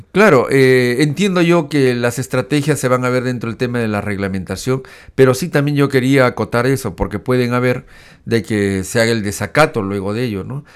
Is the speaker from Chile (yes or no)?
no; Peru; somos todos los ciudadanos peruanos